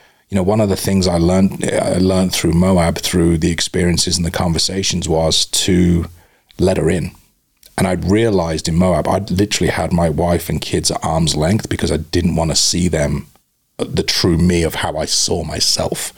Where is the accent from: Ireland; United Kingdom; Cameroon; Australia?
United Kingdom; moved away as an adult; now in Tucson, United States; I'm ex-military and I'm British